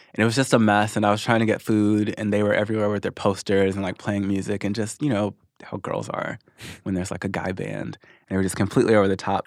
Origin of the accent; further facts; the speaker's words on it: Missouri, United States; moved away as an adult; also born or lived in Arkansas; now in Los Angeles, United States; I moved to Missouri when I was six. And then I was there ever since until about two and a half years ago when I moved to L